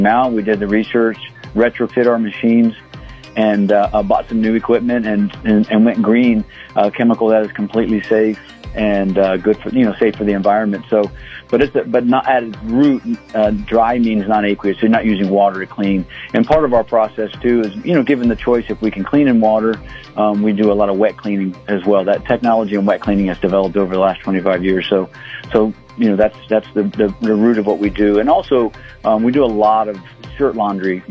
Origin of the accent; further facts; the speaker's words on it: Columbus, Ohio, United States; moved away as an adult; now in Las Cruces, United States; I grew up in Columbus, Ohio. I moved down here, 26, 27 years ago